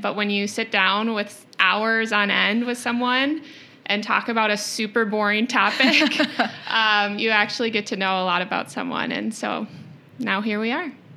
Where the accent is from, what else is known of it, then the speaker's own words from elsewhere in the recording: Rochester, Minnesota, United States; also born or lived in Portland, Oregon; born and raised in Rochester